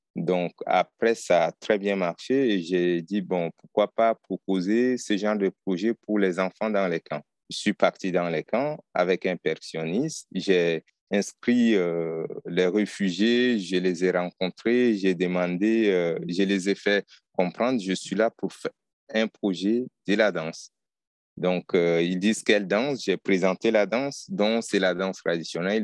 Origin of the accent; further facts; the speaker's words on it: Chad; je suis tchadien